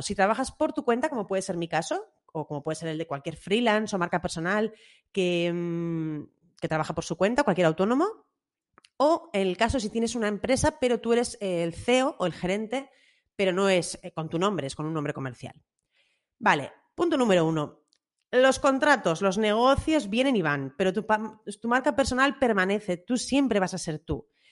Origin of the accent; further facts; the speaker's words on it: Bilbao, Basque Country, Spain; a los que somos de Bilbao